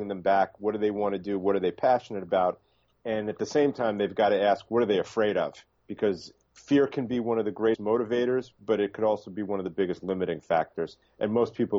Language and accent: English; New York City, New York, United States; also born or lived in Miami Beach; I'm originally from the Bronx in New York, and I split my time now between Miami Beach and New York City